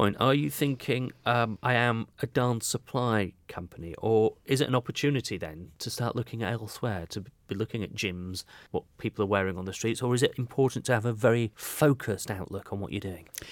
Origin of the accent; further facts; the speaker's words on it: Yorkshire and the Humber, United Kingdom; now in Devon, United Kingdom; I'm a northerner. I came from Yorkshire